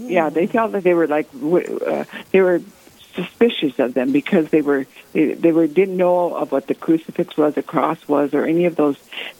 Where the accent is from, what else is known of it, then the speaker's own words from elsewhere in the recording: Rapid City, South Dakota, United States; also born or lived in Colorado; I'm a longtime member of Rapid City. I was born in Walls. I was born in Pennington County, and I lived in Rapid City for most of my life. I lived in Colorado for some of it, but I attended a Catholic school, St. John the Evangelist School